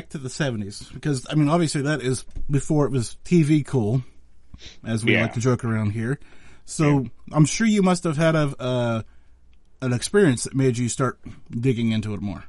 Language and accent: English; Pennsylvania, United States; I'm from Pennsylvania